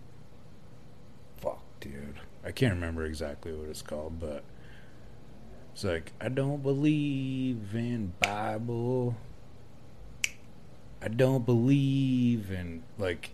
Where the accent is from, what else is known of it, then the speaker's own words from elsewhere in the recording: South Dakota, United States; now in Casper, United States; I'm from South Dakota